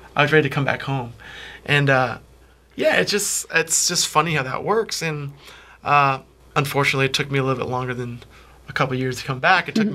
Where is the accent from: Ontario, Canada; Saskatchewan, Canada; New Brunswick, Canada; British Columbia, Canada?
Ontario, Canada; Peterborough; also born or lived in New York; Peterborough has always been the greatest, and will always oh. be home.